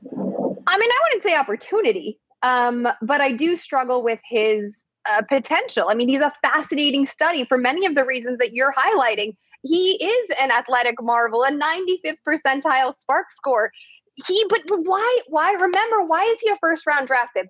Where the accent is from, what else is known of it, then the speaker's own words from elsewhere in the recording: Chicago, Illinois, United States; I grew up in Chicago